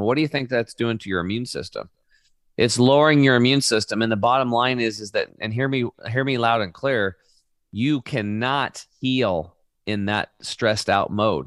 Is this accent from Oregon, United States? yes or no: yes; Oregon, United States; I grew up in Oregon on a small cattle and hay farm